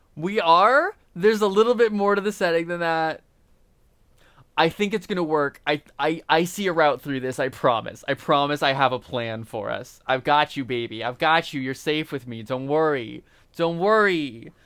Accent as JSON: {"language": "English", "region": "Indiana", "country": "United States", "said": "we're from Indiana."}